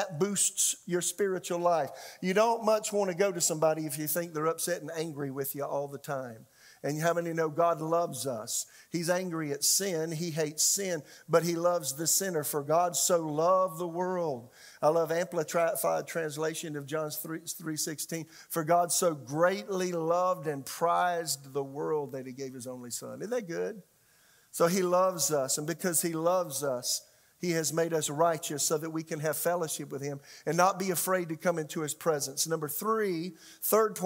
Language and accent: English; South Carolina, United States; became a pastor, associate pastor of a church in my hometown